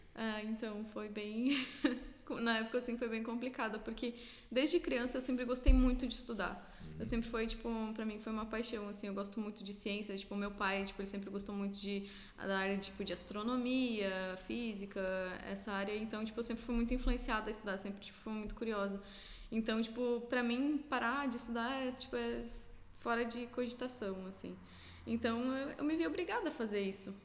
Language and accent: Portuguese; Lages, Santa Catarina, Brazil; moved away as an adult; also born or lived in Blumenau, Brazil / Otacílio Costa, Brazil / Alentejo, Portugal; now in Portugal; eu morava, é, meus pais moravam depois no interior de Otacílio Costa, que é próximo a Lages. Então, tipo, eu estudava em Lages e vivia em Lages